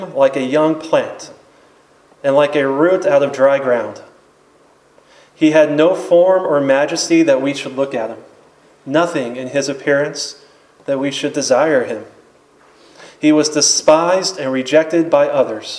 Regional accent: Apopka, Florida, United States; I'm from Apopka

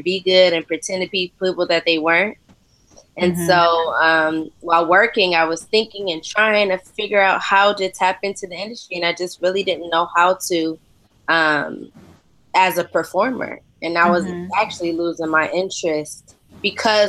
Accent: Detroit, Michigan, United States; moved away as an adult; also born or lived in Los Angeles; now in London, United Kingdom; I'm from Detroit, Michigan

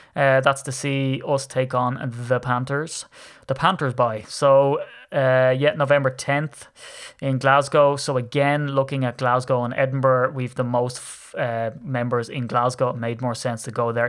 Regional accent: Ireland; accent: Irish; you can tell that I'm Irish. So, I'm in Ireland

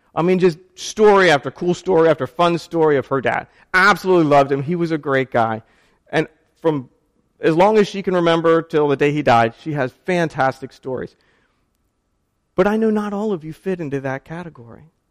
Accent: Maryland, United States; I grew up in Maryland

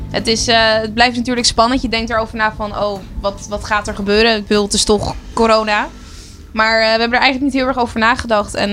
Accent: Amsterdam, North Holland, Netherlands; Het klinkt misschien heel stom, maar wij komen alle twee uit Amsterdam.

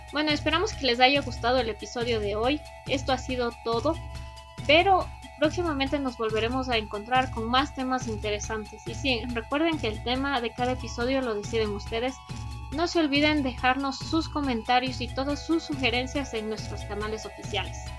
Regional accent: Ecuador; para nosotros como ecuatorianos

